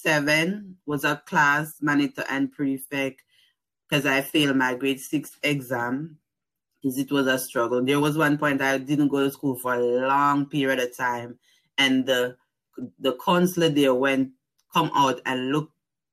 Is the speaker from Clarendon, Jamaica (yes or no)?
yes; Banana Ground, Clarendon, Jamaica; moved away as an adult; also born or lived in New Jersey; now in Pittsburgh, United States; I'm from Jamaica. I born and grew in the place called Banana Ground, Clarendon.